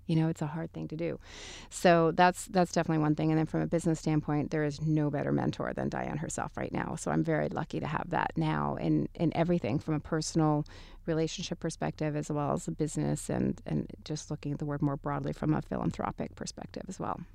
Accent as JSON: {"language": "English", "region": "Texas", "country": "United States", "tie": "born or raised there", "also_born_or_lived": "Hollywood, California / Mexico City, Mexico", "moved": "yes", "said": "having grown up in Texas at the time that I was raised in Texas"}